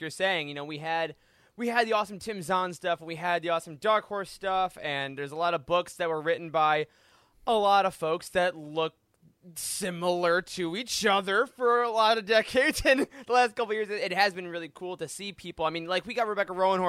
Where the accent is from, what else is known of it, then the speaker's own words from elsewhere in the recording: Midwest, United States; I'm from the Midwest.